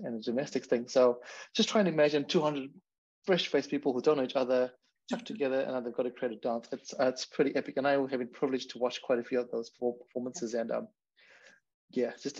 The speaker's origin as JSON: {"language": "English", "country": "Zimbabwe", "moved": "yes", "said": "I'm from Zimbabwe as well"}